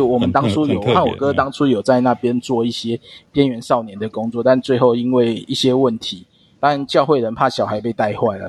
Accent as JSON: {"language": "Chinese", "area": "Wanhua", "region": "Taipei", "country": "Taiwan", "tie": "born or raised there", "said": "因为我自己是在万华地区一带长大的"}